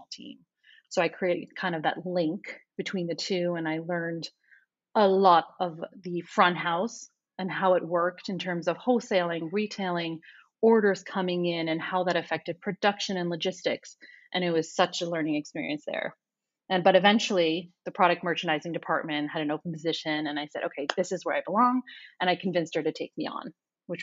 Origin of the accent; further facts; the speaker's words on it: northern New Jersey, United States; moved away as an adult; also born or lived in New York City; now in Tel Aviv, Israel; I was born in New York City and then spent my childhood in northern New Jersey, just over the George Washington Bridge